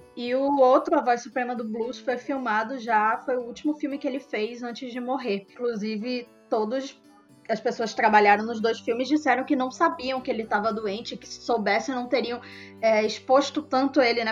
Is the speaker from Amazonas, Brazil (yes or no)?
yes; Manaus, Amazonas, Brazil; sou daqui de Manaus